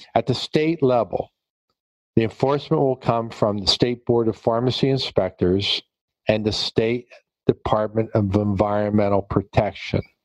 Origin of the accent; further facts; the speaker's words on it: Pennsylvania, United States; here in my home state in Pennsylvania